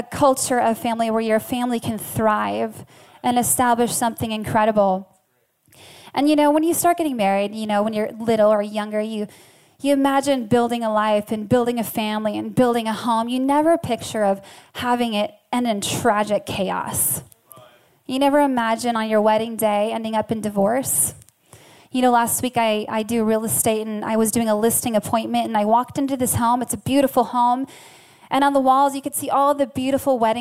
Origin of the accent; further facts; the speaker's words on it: Farmington, Minnesota, United States; now in Seattle, United States; I actually grew up in Farmington, Minnesota